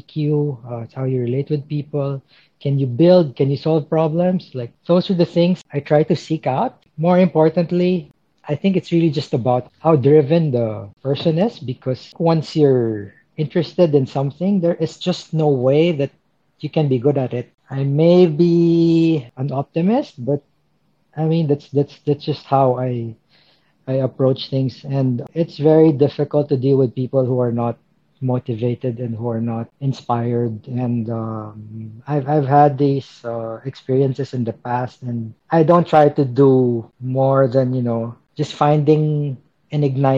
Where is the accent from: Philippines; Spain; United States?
Philippines; moved away as an adult; also born or lived in Myanmar / Manila / Thailand; I'm originally from the Philippines